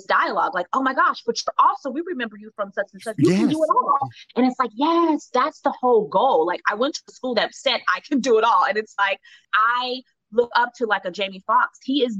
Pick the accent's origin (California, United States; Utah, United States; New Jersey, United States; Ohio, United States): Ohio, United States; Cincinnati; I went to the School for Creative and Performing Arts out of Ohio, Cincinnati, Ohio.